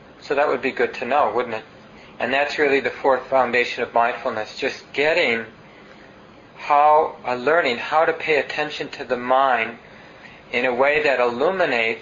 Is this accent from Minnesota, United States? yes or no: yes; Minneapolis, Minnesota, United States; I grew up in North Minneapolis and there were train tracks nearby